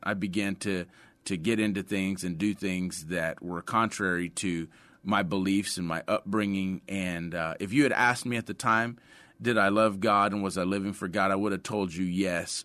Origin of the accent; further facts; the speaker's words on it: Sutherland Springs, La Vernia, Seguin area, Texas, United States; also born or lived in San Antonio, Texas; I was born in San Antonio, uh, grew up in the Sutherland Springs, Lavernia, Seguin area